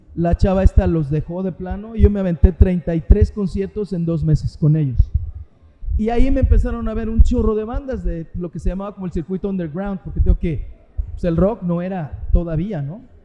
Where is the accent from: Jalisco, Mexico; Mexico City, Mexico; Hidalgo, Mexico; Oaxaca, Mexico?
Mexico City, Mexico; moved away as an adult; also born or lived in Puerto Vallarta, Mexico; now in Cabo San Lucas, Mexico; nací en la Ciudad de México, en Azcapotzalco. O sea que nací como Chintololo, le llaman allá los de Azcapotzalco, ¿no? Entonces yo era chilango, bueno, soy chilango